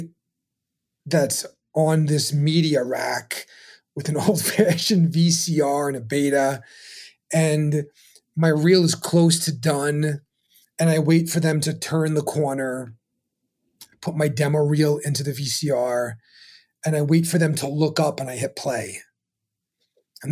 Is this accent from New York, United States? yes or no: yes; New York City, New York, United States; I was born in Brooklyn